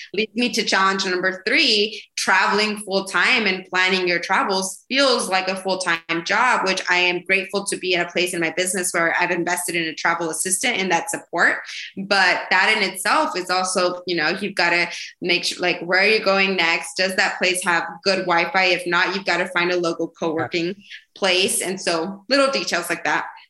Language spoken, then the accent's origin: English; Idaho, United States; moved away as an adult; also born or lived in New York; I'm originally from from Idaho